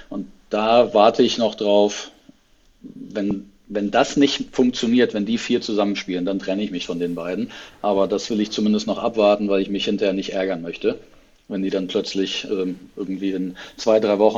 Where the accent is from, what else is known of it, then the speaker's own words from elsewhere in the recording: Hesse, Germany; born there; Also als äh, in, zwar gebürtiger Hesse, aber inzwischen ähm, dann doch äh, etwas verwurzelter äh, Norddeutscher.